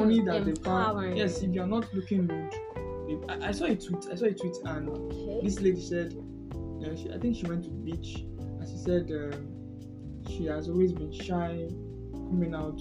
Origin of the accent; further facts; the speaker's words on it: Nigeria; We as in Nigeria, we as a country, Nigeria